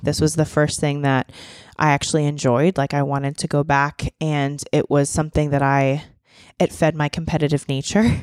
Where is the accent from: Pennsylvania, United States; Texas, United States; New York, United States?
Pennsylvania, United States; Boiling Springs; moved away as an adult; now in Nashville, United States; I grew up in a small town in Pennsylvania. It's called Boiling Springs.